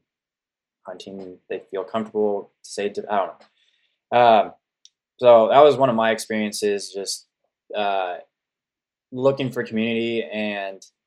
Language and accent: English; Sonoma, California, United States; now in Oregon, United States; I grew up in California, more specifically the North Bay of the San Francisco Bay Area